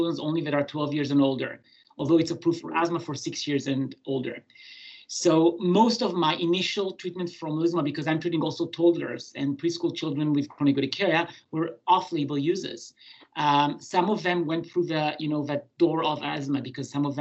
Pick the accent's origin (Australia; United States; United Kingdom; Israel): Israel; moved away as an adult; now in Montreal, Canada; I was born in Israel, and I did my pediatric and general medicine training in Israel